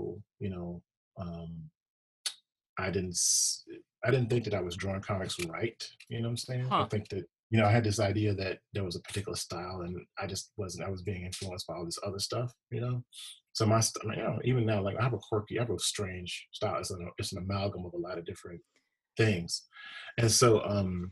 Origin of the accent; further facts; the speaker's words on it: Mississippi, United States; moved away; I'm from Mississippi originally.